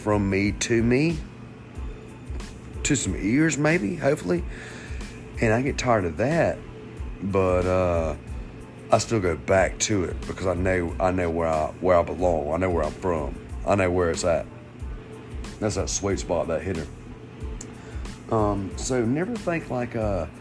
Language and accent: English; Georgia, United States; I'm American. I'm from Georgia